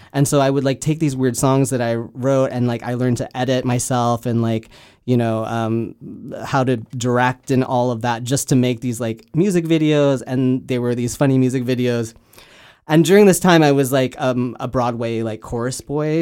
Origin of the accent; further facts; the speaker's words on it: Canada; now in Los Angeles, United States; I am Canadian. I just don't live there anymore